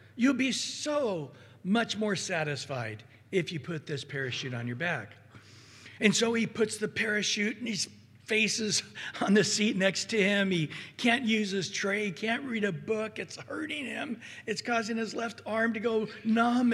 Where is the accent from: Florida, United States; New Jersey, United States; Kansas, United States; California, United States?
California, United States; Central Valley; I grew up in the Central Valley